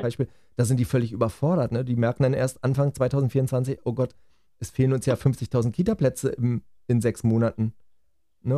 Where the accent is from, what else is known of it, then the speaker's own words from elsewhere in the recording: Germany; bei uns in Deutschland